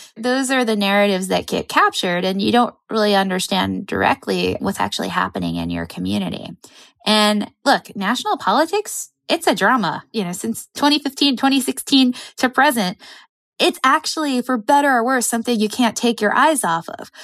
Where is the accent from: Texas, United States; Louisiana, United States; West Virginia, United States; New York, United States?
New York, United States; suburb of; moved away; my hometown suburb of New York